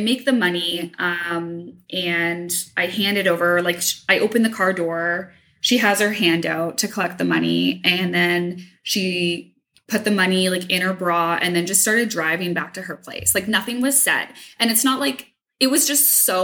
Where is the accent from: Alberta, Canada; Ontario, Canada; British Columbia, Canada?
Ontario, Canada; Hamilton; I'm from Hamilton